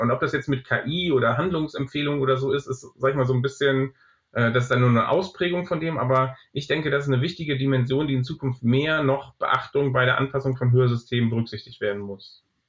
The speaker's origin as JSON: {"language": "German", "country": "Germany", "said": "bei uns in Deutschland"}